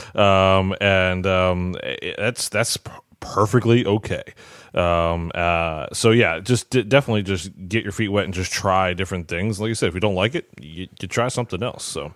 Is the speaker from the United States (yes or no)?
yes; Maryland, United States; moved away as an adult; now in Aston, Pennsylvania, United States; I'm originally from Maryland